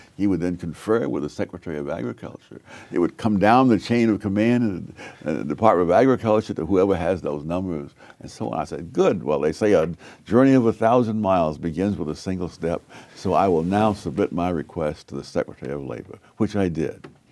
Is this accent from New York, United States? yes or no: yes; New York, United States; born or raised there